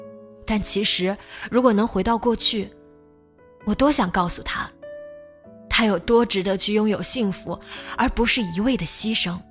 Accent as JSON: {"language": "Chinese", "town": "Nanjing", "region": "Jiangsu", "country": "China", "moved": "as an adult", "said": "我是南京人，南京大城市啊"}